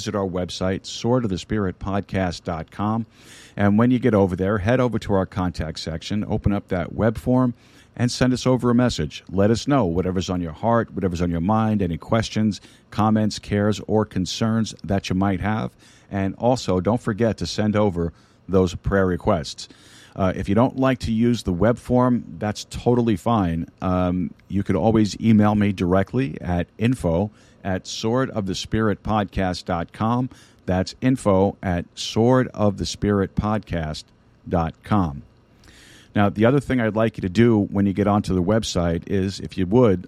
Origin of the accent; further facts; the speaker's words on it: New York City, New York, United States; I'm a Sicilian from Brooklyn